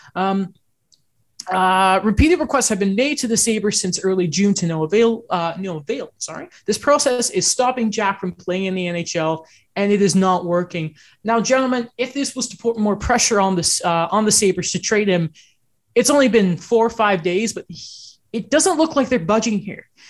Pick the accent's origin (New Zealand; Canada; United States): Canada; Orangeville, Ontario; I grew up right outside of Orangeville